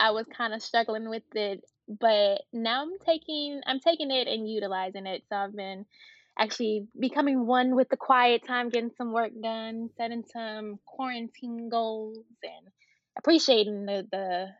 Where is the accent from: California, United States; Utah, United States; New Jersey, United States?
California, United States; San Francisco; also born or lived in Atlanta; Life in San Francisco was fun. It was different than my life in Atlanta.